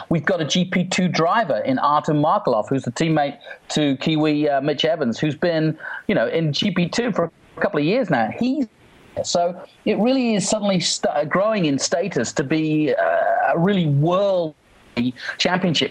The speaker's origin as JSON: {"language": "English", "region": "England", "country": "United Kingdom", "said": "Being from England"}